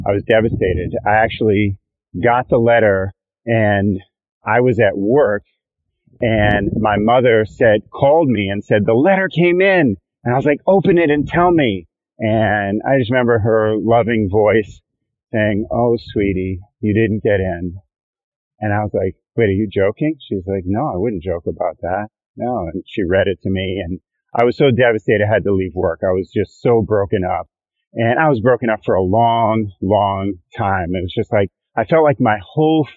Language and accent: English; New York, United States; moved away as an adult; also born or lived in Oakland, California; now in Benicia, United States; I'm a New Yorker.